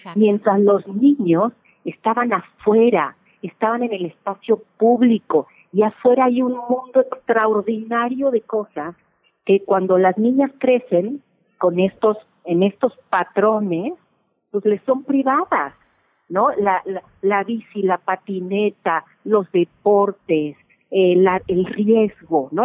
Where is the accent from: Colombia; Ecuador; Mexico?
Mexico; mujeres mexicanas, latinas